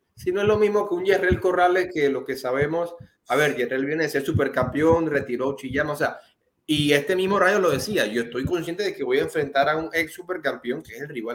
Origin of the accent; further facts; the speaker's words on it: Panama; uno como panameño